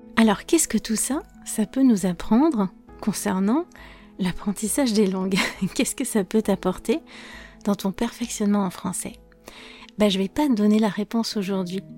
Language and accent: French; France; je suis française